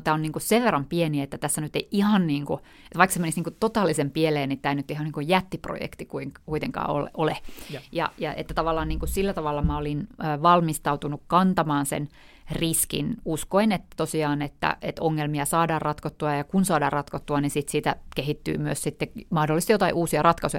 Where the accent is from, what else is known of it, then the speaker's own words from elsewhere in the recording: North Karelia, Finland; moved away; Mä olen asunut siellä tota, 10 vuotta mun elämästä, ei kun enemmänkin 18 vuotta mun elämästä, ja mun isä on siis Pohjois-Karjalasta ja äiti on Turusta, ja, ja tota, et, että et olen asunut siellä kyllä, että voisin sanoa, että sieltä mä oon kotoisin